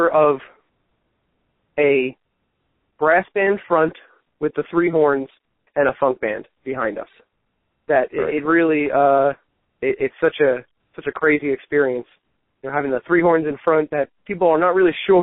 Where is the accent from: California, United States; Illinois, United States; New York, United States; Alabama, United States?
New York, United States; Long Island; Born on Long Island, raised in New York here